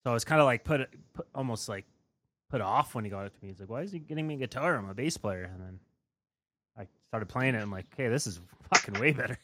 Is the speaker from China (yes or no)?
no; eastern Saskatchewan, Canada; growing up in Saskatchewan, like on the east, pretty much in Manitoba